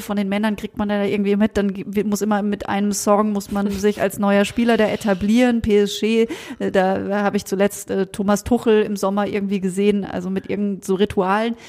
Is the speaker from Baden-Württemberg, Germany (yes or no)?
yes; countryside near Freiburg, Baden-Württemberg, Germany; weil ich auf dem Land groß geworden bin. Mein nächster Verein war der SC Freiburg. Ja, ja. 40 Minuten entfernt von meinem Heimatort